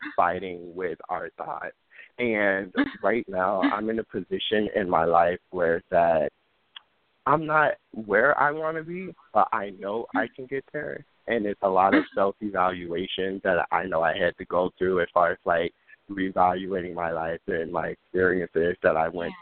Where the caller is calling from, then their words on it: Chicago, Illinois, United States; I'm calling from Chicago, Illinois.